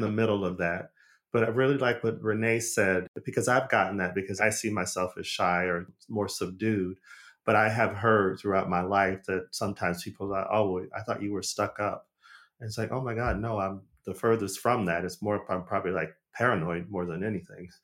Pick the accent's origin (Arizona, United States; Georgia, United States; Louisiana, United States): Arizona, United States; moved away as an adult; also born or lived in Los Angeles; I'm from Arizona, but I, I moved to L A as a young adult